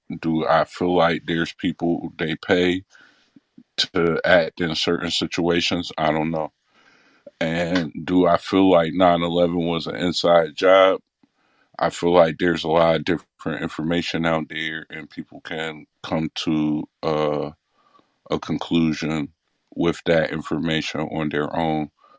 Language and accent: English; Midwest, United States; But then I also thought that I'm from the Midwest.